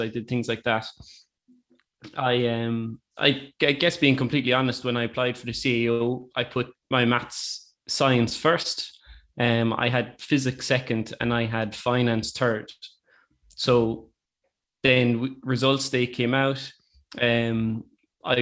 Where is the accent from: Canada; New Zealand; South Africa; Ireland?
Ireland; Youghal, Munster; I'm from Youghal in Cork